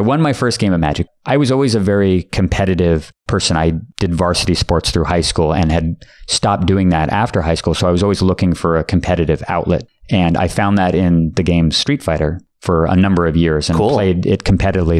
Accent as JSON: {"language": "English", "town": "Palo Alto", "region": "California", "country": "United States", "tie": "born or raised there", "said": "There was a store called Gamescape in Palo Alto, California, which was my hometown"}